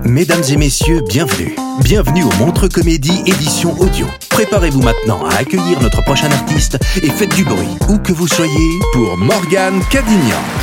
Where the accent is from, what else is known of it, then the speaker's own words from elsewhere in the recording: Paris, Île-de-France, France; je suis, française, tout simplement. Et, moi, je suis française ascendant parisienne